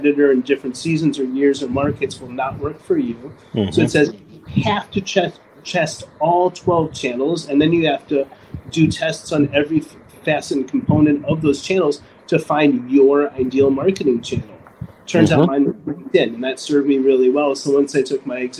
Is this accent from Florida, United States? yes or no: no; Evanston, Illinois, United States; moved away; I was raised in South Evanston, and my family loved me